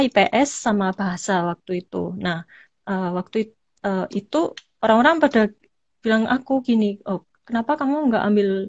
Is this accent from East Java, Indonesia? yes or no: yes; Malang, East Java, Indonesia; now in Kyoto, Japan; jadi di paspor semua … tuh saya dari Malang